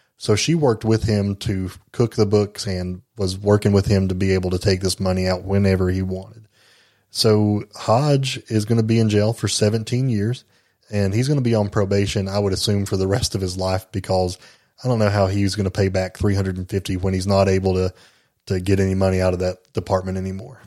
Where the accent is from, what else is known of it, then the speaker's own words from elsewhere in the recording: Jellico, Tennessee, United States; my hometown, Jellicoe